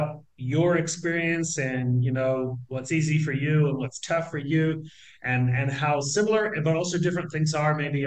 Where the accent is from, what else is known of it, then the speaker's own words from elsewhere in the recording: New Zealand; moved away as an adult; now in Argentina; I'm originally from New Zealand, believe it or not. I've been living, citizen of the world, I've been living in Argentina for like 27 years